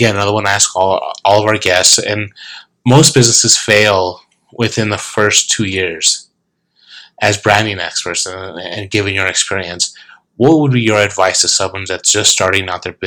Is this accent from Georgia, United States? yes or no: no; New Mexico, United States; As a native New Mexican